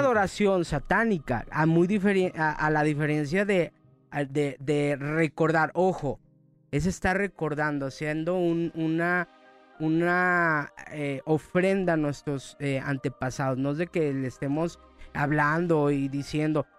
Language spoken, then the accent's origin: Spanish; Mexico; la cultura de, nosotros como mexicanos